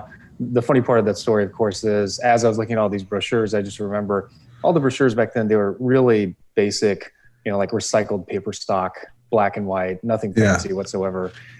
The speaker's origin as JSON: {"language": "English", "town": "Los Angeles", "region": "California", "country": "United States", "tie": "born or raised there", "also_born_or_lived": "Europe", "said": "I grew up in California. California is my home state."}